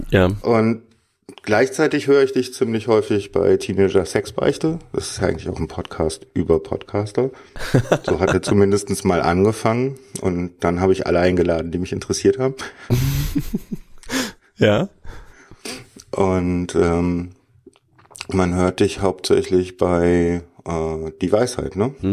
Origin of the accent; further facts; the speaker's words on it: Cologne, North Rhine-Westphalia, Germany; now in Berlin, Germany; Ja, ich bin der Kölschjung.